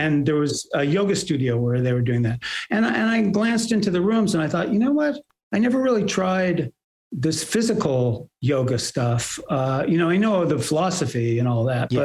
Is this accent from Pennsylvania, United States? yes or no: no; Bay Area, California, United States; also born or lived in New York; I was born in New York and we moved to uh, the Bay Area when I was five or uh, almost five